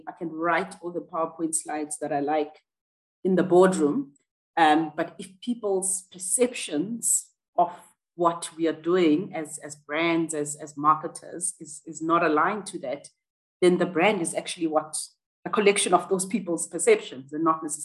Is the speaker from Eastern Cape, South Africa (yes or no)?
no; Johannesburg, Gauteng, South Africa; I grew up in Soweto, which was a township in Johannesburg